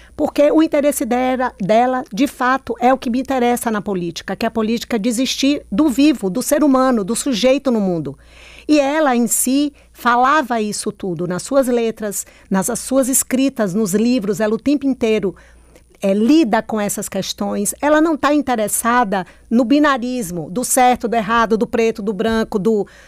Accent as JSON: {"language": "Portuguese", "region": "Bahia", "country": "Brazil", "tie": "born or raised there", "also_born_or_lived": "Petrolina, Pernambuco", "lives_now": "Salvador, Brazil", "said": "eu nasci em Petrolina, Pernambuco, que atravessa a ponte está na Bahia."}